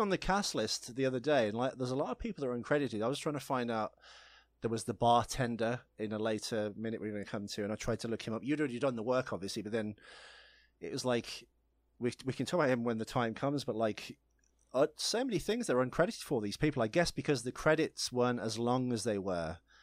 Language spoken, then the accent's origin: English; United Kingdom; I'm British